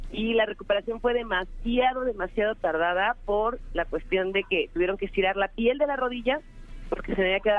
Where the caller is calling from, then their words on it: Gustavo A. Madero, Mexico City, Mexico; Eh, de aquí de Gustavo Madero.